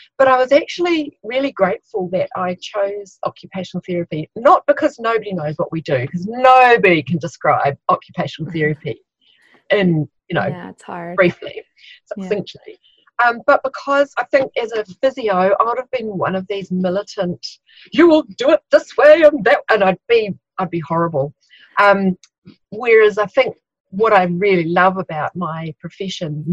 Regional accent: Christchurch, Canterbury, New Zealand; I'm from Christchurch, New Zealand.

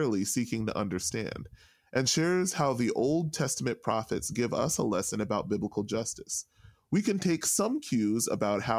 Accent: New York City, New York, United States; moved away; also born or lived in Texas / St. Louis; We grew up in Brooklyn, New York.

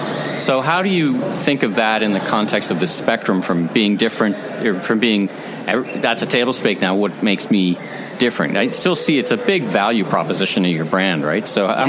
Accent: Toronto, Ontario, Canada; I'm from Toronto. We're from Toronto

